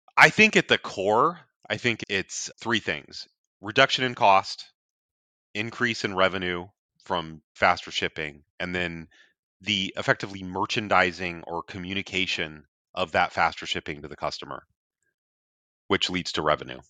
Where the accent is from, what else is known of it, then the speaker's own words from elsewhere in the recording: north of Seattle, Washington, United States; I'm actually a Washington native